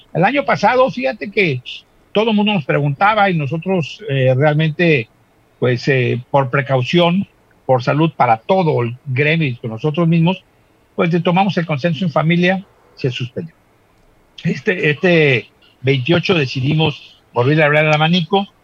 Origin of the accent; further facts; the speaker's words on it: Acapulco, Guerrero, Mexico; nosotros somos de Acapulco